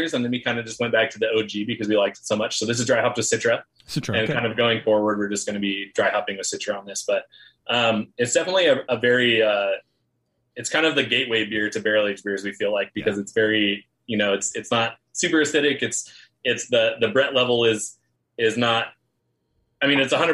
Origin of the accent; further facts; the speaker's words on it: California, United States; I never tell people I'm from California